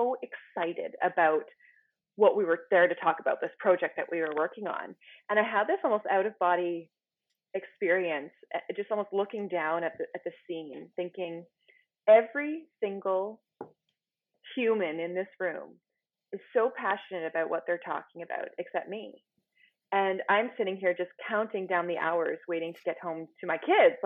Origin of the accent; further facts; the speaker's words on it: Ottawa, Ontario, Canada; I am from Ottawa, Canada